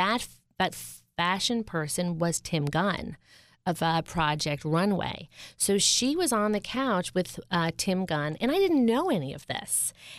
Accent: Media, Pennsylvania, United States; in my hometown in Media PA.

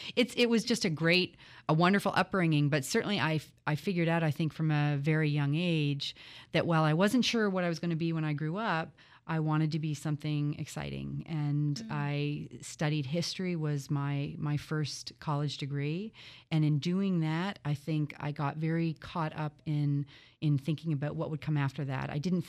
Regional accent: Toronto, Ontario, Canada; So as you say, I grew up in Toronto. I was born there and the oldest of three children.

